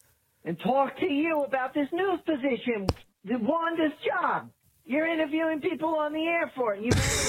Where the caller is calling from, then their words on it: San Pedro, California, United States; I'm calling from San Pedro.